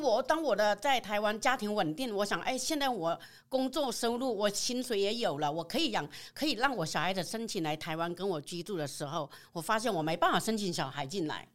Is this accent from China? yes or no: yes; Guizhou, China; moved away as an adult; now in Taiwan; 来自贵州黔东南的